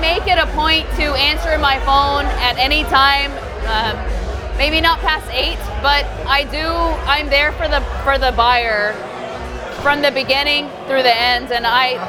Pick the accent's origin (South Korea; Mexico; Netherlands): Mexico; Mexico City; now in Houston, United States; Well, basically, I am from Mexico City.